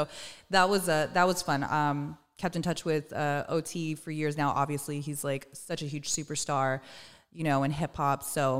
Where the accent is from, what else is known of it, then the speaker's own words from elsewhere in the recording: Moreno Valley, California, United States; I'm from Moreno Valley.